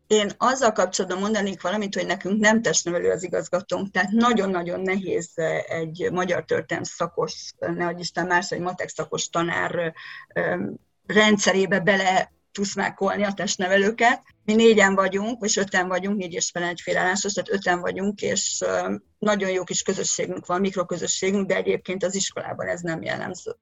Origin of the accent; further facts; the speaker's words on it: Hungary; moved away as an adult; now in Budapest, Hungary; egy vidék kiskolából egy 3000 fős faluból származom